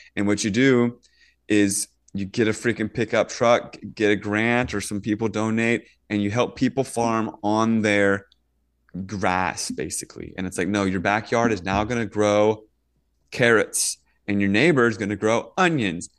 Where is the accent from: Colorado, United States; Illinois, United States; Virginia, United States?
Virginia, United States; moved away; also born or lived in Northern California; when I grew up in Virginia, we get thunderstorms all the time